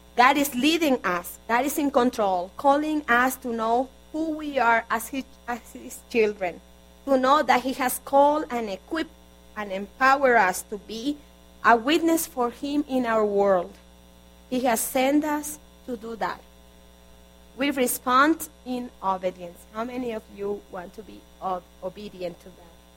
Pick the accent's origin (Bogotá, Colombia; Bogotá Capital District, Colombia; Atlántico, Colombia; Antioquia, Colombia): Atlántico, Colombia; Barranquilla; moved away; I'm from Colombia. Originally, I was born in Barranquilla, Colombia